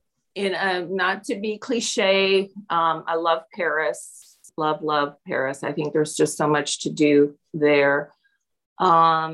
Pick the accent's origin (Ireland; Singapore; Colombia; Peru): Peru; now in Indianapolis, United States; I grew up in Peru.